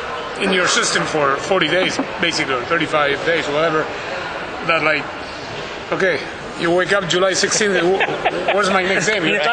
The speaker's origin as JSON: {"language": "English", "country": "Argentina", "said": "I'm from Argentina"}